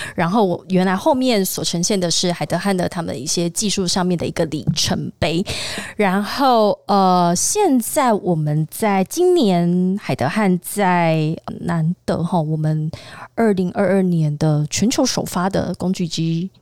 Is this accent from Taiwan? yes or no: yes; Tainan, Taiwan; 我身为台南人